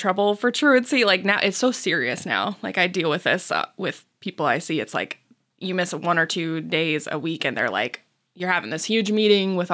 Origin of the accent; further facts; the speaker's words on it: small town Iowa, United States; also born or lived in Cedar Falls, Iowa; staying in my hometown and just working at my dad's gas station forever